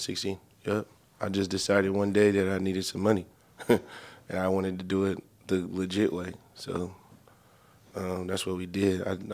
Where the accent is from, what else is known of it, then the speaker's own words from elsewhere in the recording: Inglewood, California, United States; I'm from SoCal, man. I'm from Southern California. Been out there all my life.